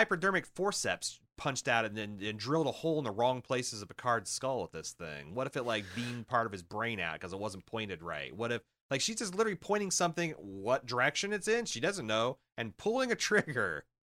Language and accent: English; Iowa, United States; I'm from Iowa. I just work here.